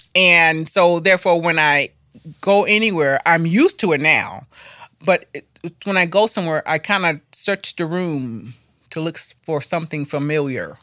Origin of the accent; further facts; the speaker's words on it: Florida, United States; now in Asheville, United States; I am from Florida